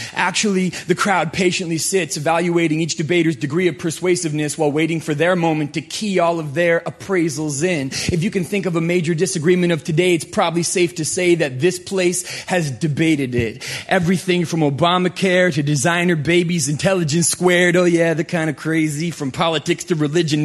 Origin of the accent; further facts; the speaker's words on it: Canada; now in United States; I am a Canadian right here applying for a green card.